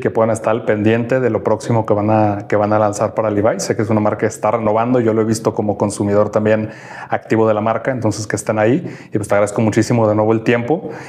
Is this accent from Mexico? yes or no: yes; Mexico; como latinoamericanos, mexicanos